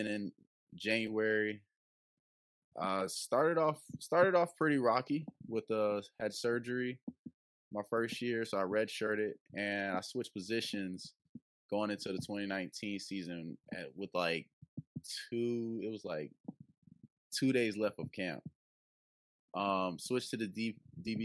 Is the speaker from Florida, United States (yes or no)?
no; Kingstree, South Carolina, United States; also born or lived in Greeleyville, South Carolina; I am from King Street, South Carolina. I am alumni of C. Murray High School, located in Greeleyville, South Carolina. Winsburg County is a small county near Charleston, the Monk's Corner area. That's where I basically grew up my whole life, in a small rural town